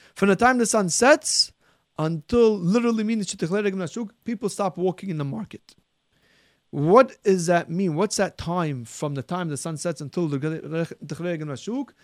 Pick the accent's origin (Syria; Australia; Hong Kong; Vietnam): Syria; what I remember growing up in Syria, almost everybody used wax candles